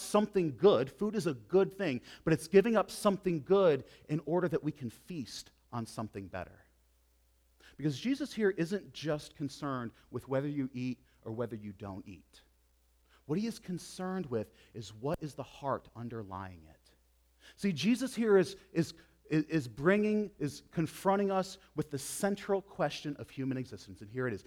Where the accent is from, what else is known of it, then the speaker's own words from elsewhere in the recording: United States; As American Christians